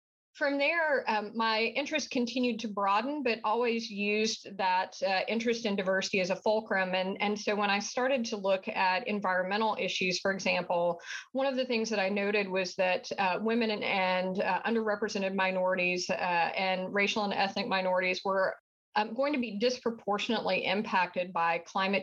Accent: southern United States, United States; accent: southern; I think your listeners will be able to tell pretty quickly from my accent that I am from the southern part of the United States

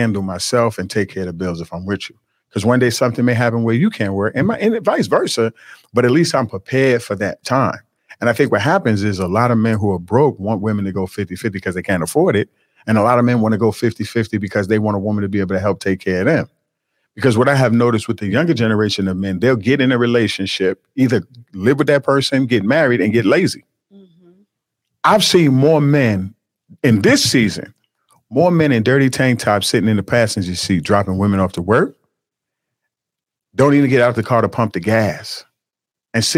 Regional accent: United States; I'm still American, even though my family is from Jamaica, Nigeria

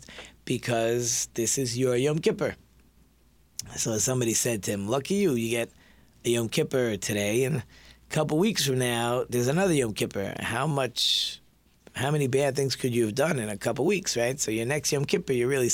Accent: Detroit, Michigan, United States; we're from Detroit

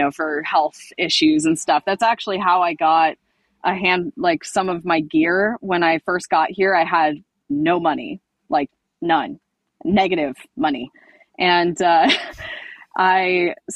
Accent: Central Coast, California, United States; I'm from the Central Coast, so kind of the, you know, Santa Barbara, Pismo Beach area

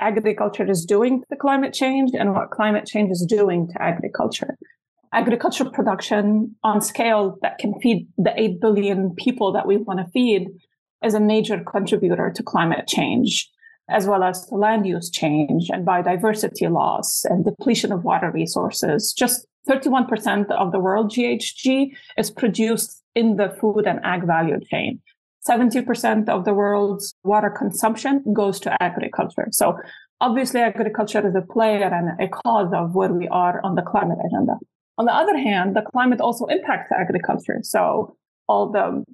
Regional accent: Lebanon; moved away as an adult; also born or lived in Utah, United States; now in United States; I'm born and raised in Lebanon

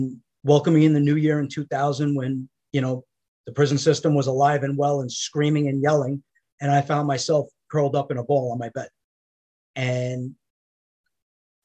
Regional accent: New York, United States; I grew up in New York in a traditional middle-class family, construction worker family

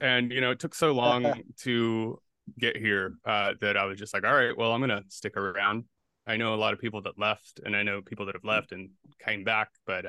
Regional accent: South Carolina, United States; also born or lived in Atlanta; now in New York, United States; Yeah, and I was living in Atlanta at the time, but I grew up in South Carolina, so I was from the area, kind of.

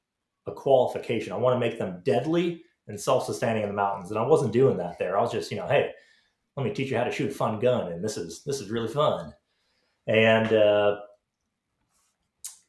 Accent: Orange Park, Florida, United States; moved away; I grew up in Florida

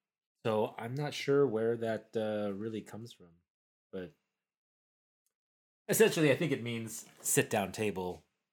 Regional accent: Oklahoma, United States; also born or lived in Colorado; You know, I was raised in Oklahoma, college in Colorado, lived in Denver for a little while.

